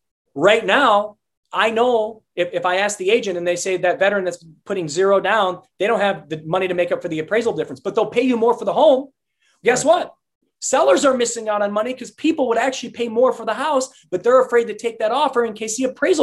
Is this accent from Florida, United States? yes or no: no; Detroit, Michigan, United States; I come from South Detroit